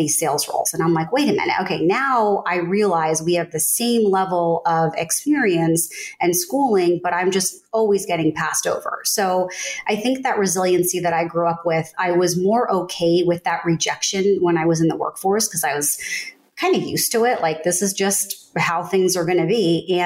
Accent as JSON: {"language": "English", "region": "Northern New Jersey", "country": "United States", "tie": "born or raised there", "said": "growing up in Northern New Jersey, I didn't look like anyone else"}